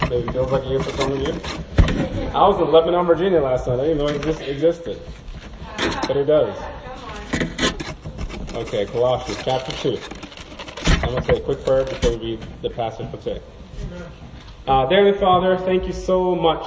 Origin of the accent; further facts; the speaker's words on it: Norway; I'm from Norway